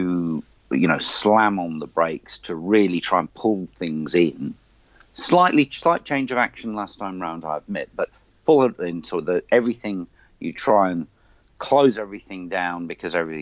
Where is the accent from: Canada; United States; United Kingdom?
United Kingdom; moved away as an adult; also born or lived in Australia; now in New Zealand; as a Brit